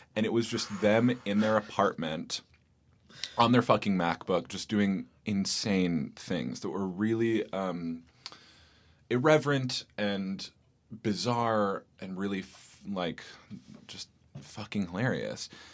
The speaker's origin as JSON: {"language": "English", "area": "Bay Area", "region": "California", "country": "United States", "tie": "born or raised there", "moved": "as an adult", "lives_now": "New York, United States", "said": "I grew up in the Bay Area in California"}